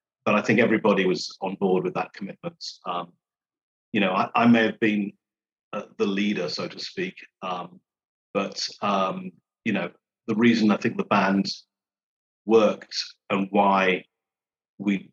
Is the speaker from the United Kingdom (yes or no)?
yes; Birmingham, West Midlands, United Kingdom; moved away as an adult; also born or lived in Reading / London; my hometown actually is Birmingham, but I'd been a student in Reading